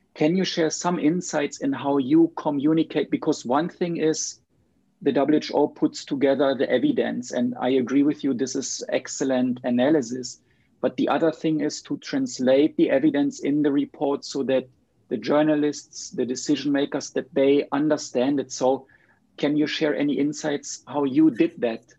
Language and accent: English; Germany; now in Sweden; I live in Sweden now, but I'm from Germany